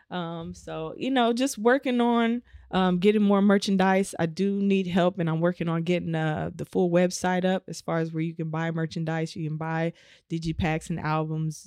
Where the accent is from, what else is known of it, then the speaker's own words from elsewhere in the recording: Omaha, Nebraska, United States; moved away; I'm from Omaha, Nebraska.